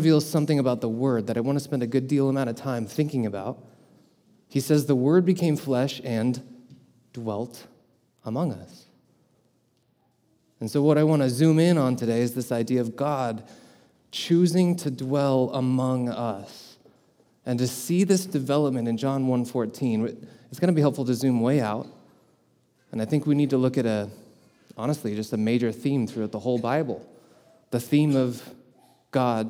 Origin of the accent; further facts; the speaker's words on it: Colorado, United States; moved away as an adult; now in Wisconsin, United States; I'm not originally from Wisconsin either, I'm from Colorado.